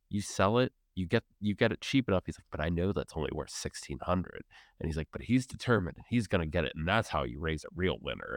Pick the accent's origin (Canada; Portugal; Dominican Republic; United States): United States; as an American